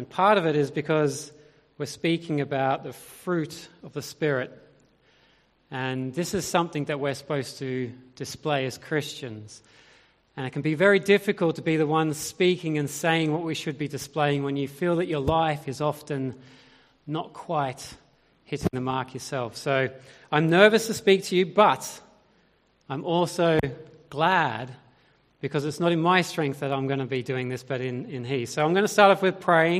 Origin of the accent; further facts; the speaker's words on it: Australia; moved away as an adult; now in United Kingdom; I grew up in Australia. And I grew up in the foothills of the Great Dividing Range on the border between New South Wales and Victoria.